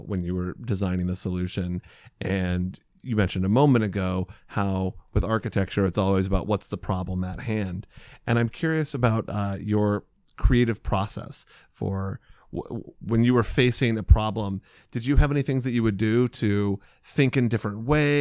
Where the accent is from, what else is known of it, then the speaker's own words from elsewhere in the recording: Indiana, United States; as a kid, I grew up in Indiana